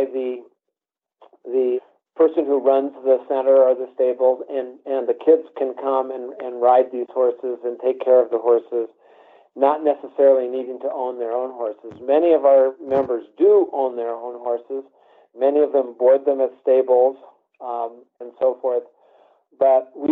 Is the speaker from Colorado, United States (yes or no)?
yes; Colorado, United States; I grew up in the Pony Club program, joined Pony Club in 1964 here in Colorado, the Platte Valley Pony Club